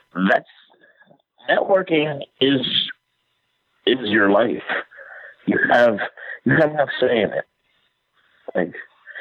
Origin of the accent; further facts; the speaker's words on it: Jamaica; now in United States; I'm Jamaican